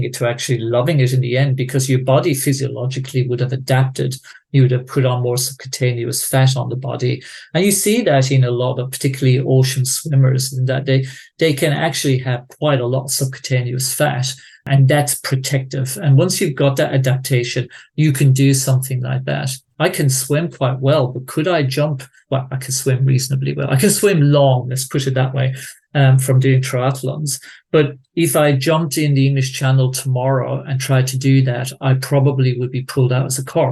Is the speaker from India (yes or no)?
no; Tipperary, Munster, Ireland; moved away; growing up in Tipperary